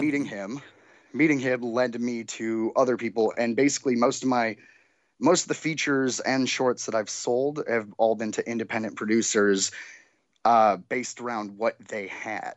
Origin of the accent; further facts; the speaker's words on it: Detroit, Michigan, United States; now in Los Angeles, United States; I'm from Detroit